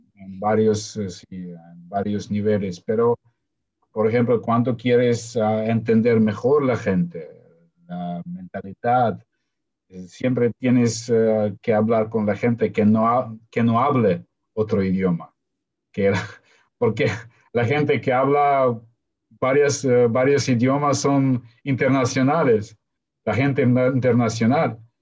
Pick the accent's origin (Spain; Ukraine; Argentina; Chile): Ukraine; first language Russian; Spanish is a second language; yo nací en Ucrania